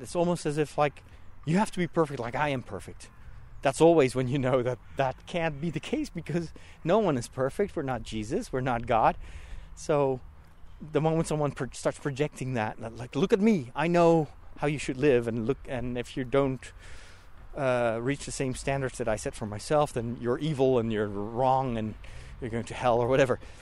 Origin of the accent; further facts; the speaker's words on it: Netherlands; moved away; I'm from the Netherlands